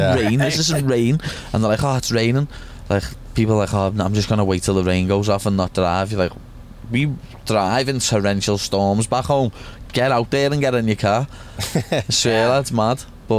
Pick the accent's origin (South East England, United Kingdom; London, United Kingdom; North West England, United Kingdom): North West England, United Kingdom; Liverpool; This is me home from home, and I'm went away from Liverpool.